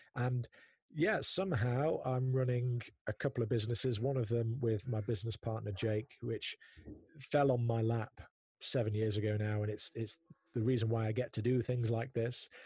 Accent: Prestwich, North West England, United Kingdom; also born or lived in South Manchester; I grew up in North Manchester, in a place called Prestwich that is maybe 15, 20 minutes north of the Manchester city centre.

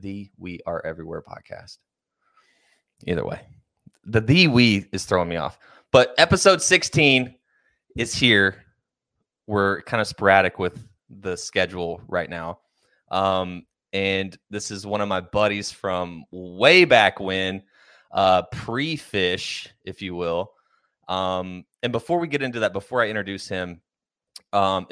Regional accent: Pauls Valley, Oklahoma, United States; growing up in Pauls Valley or just Oklahoma in general

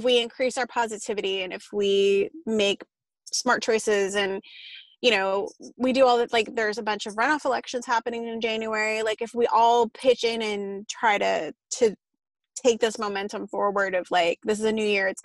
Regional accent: Austin, Texas, United States; I was born and raised in Austin. So of course it's kind of a blue bastion in Texas

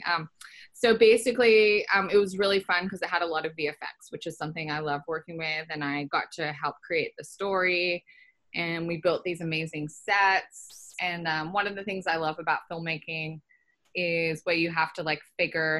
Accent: outside Sydney, New South Wales, Australia; moved away; I grew up in outside Sydney

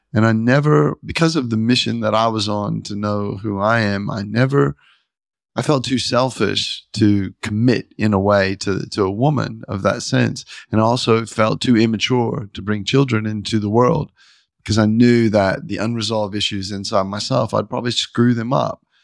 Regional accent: the Bible Belt, United States; I grew up in the Bible Belt

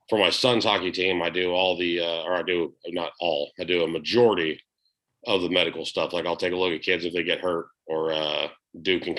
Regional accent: Florida, United States; now in Alabama, United States; not like down here in like Alabama or growing up in Florida where it was like you walk two seconds to your car as soon as you leave a door and you're drenched.

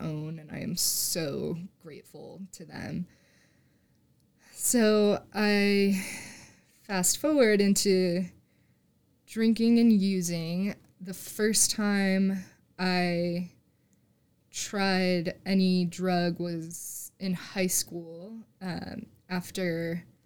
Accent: Scranton, Pennsylvania, United States; moved away as an adult; also born or lived in Fort Collins, Colorado; now in Denver, United States; I grew up in Pennsylvania, a little suburb outside of Scranton

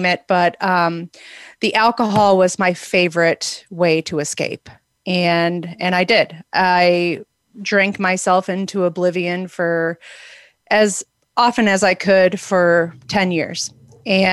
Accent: outside of Milwaukee, Wisconsin, United States; moved away as an adult; now in Arizona, United States; I grew up outside of Milwaukee in Wisconsin, and about 20 years ago, I moved to Arizona

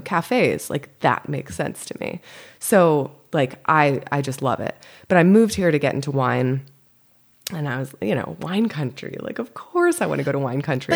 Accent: Windsor, Connecticut, United States; moved away as an adult; also born or lived in Massachusetts / Boston / Louisville, Kentucky; now in California, United States; I grew up in Connecticut, oh, and I went to school in Massachusetts to okay. college, and then moved to Boston afterwards. So I moved to California from Boston

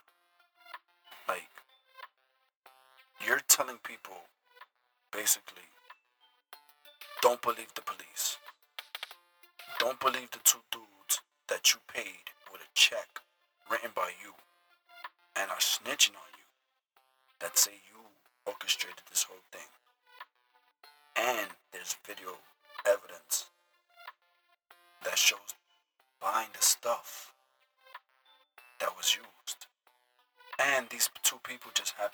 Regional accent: New York City, New York, United States; I'm from the Bronx

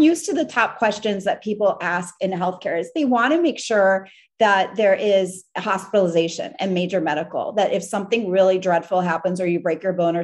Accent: New York, United States; moved away; we're from New York, so we're used to taking cabs all the time

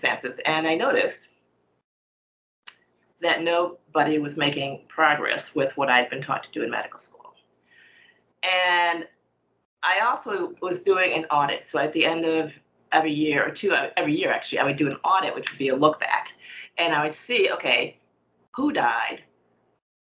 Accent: United States; I was born in the United States

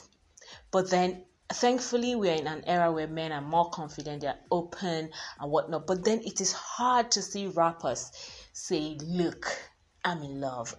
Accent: Nigeria; I'm Nigerian

